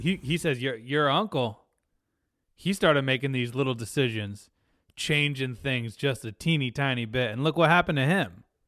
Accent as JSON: {"language": "English", "country": "United States", "said": "as an American viewer"}